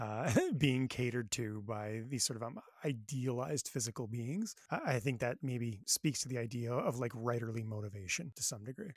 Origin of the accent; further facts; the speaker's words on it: Thunder Bay, Ontario, Canada; Growing up in Thunder Bay